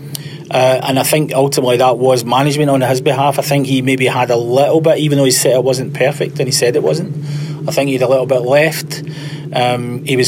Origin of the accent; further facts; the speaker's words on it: Scotland, United Kingdom; I come from Scotland.